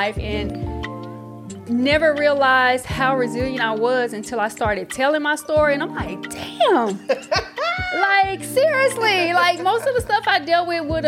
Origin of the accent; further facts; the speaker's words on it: Mississippi, United States; now in Atlanta, United States; from Mississippi